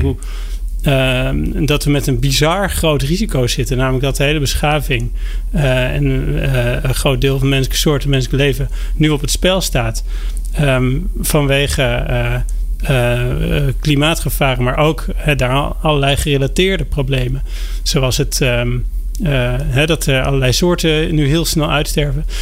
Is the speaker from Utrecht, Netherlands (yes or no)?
yes; Driebergen, Utrecht, Netherlands; Mijn, eh, leven is begonnen in Nederland